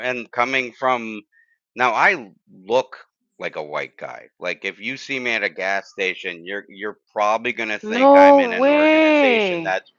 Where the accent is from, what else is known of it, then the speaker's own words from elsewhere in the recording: Bridgeport, Connecticut, United States; I grew up Italian Catholic in Bridgeport